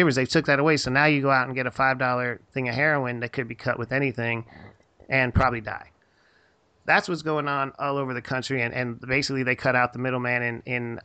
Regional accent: Houston, Texas, United States; I'm from Houston. for, you know, I lived in Houston a good part of my life

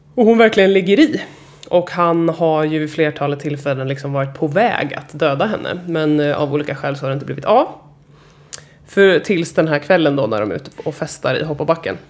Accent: Stockholm, Stockholm County, Sweden; jag är uppvuxen i gamla Enskede

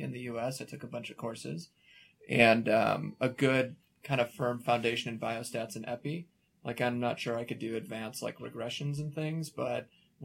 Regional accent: Chicago, Illinois, United States; moved away as an adult; also born or lived in Philadelphia, United States; now in Denver, United States; I grew up in Chicago

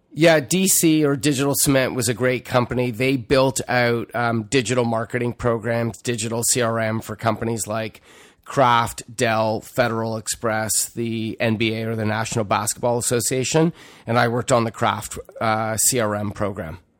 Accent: Toronto, Ontario, Canada; also born or lived in Montreal, Quebec; I left when I was two, so I don't have much recollection of that other than good hockey and good bagels. Growing up in Toronto, frankly, was great

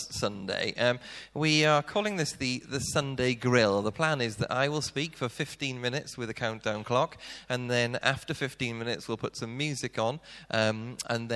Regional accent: South Wales, United Kingdom; moved away; being Welsh, we tend to talk really quickly, and if I was doing this in Wales, I reckon I could probably talk at twice the speed, which means I could probably get through about 30 minutes in my old church in South Wales

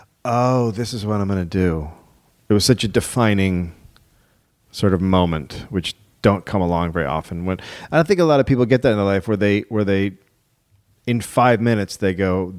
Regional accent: United States; I'm an American

